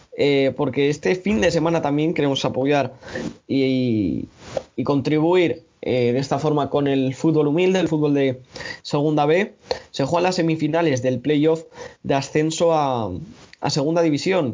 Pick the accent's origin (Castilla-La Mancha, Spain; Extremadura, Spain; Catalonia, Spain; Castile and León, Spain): Castile and León, Spain; Burgos; tengo que tirar por el equipo de mi tierra